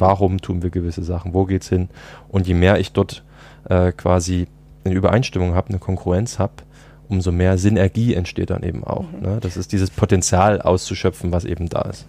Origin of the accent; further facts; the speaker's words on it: Dresden, Saxony, Germany; moved away as an adult; also born or lived in United States; zurück in meine Heimatstadt Dresden